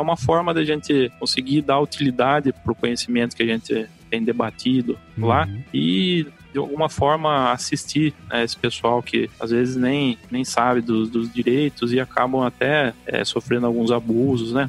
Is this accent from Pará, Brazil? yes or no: no; Porto Feliz, São Paulo, Brazil; eu nasci em Porto Feliz, é, estado de São Paulo, que é ficar próximo a Sorocaba